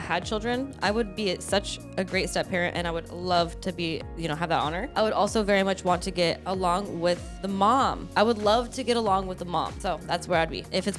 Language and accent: English; Greece; So I like olives. I'm from Greece.